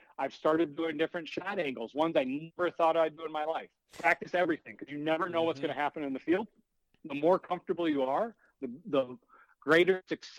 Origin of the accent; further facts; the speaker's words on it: Michigan, United States; we're from Michigan.